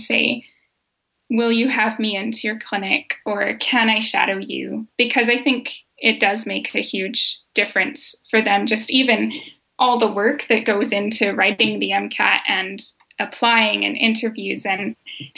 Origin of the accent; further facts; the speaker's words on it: Alberta, Canada; moved away as an adult; now in British Columbia, Canada; I grew up in Alberta.